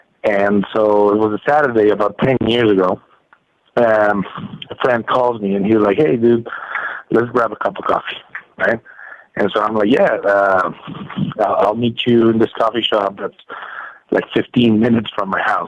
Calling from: Mexico City, Mexico; I'm calling from Mexico City.

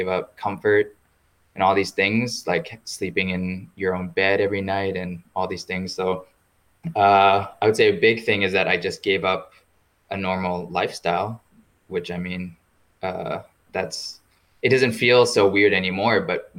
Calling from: Iceland; I am currently calling from Iceland, which is where I am based right now.

